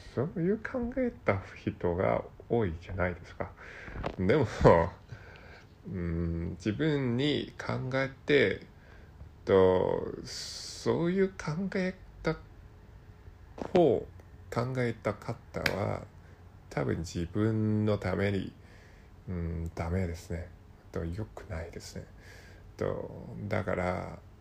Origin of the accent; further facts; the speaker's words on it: Hong Kong; Japanese is a second language; 私の出身は香港です。香港人です。